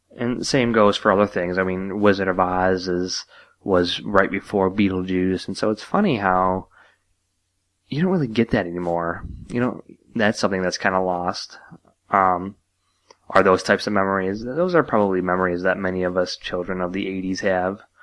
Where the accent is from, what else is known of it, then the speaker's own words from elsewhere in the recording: United States; being an American